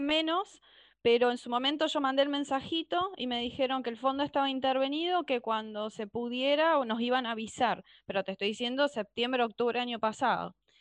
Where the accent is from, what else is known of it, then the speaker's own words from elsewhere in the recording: La Paternal, Buenos Aires, Argentina; De la paternal.